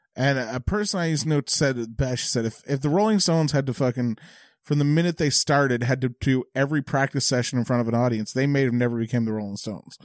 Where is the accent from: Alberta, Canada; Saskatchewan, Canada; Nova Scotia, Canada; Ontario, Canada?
Nova Scotia, Canada; Bridgewater; in Bridgewater where I'm from